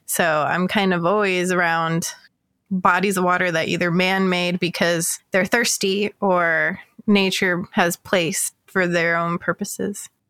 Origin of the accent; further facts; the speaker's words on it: North Georgia, United States; now in Phoenix, United States; I grew up in North Georgia